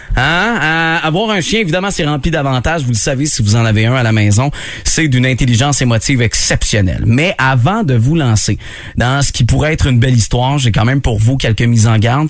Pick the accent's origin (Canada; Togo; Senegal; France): Canada; Quebec; chez nous au Québec